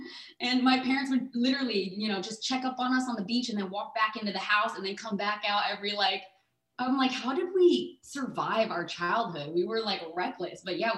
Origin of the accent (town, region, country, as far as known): Surfside, California, United States; born or raised there; also born or lived in Los Angeles